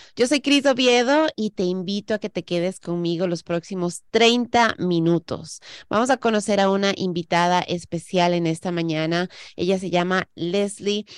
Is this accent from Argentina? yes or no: no; Ecuador; now in United States; Yo soy la que emigró, yo nací en Ecuador, yo vine a este país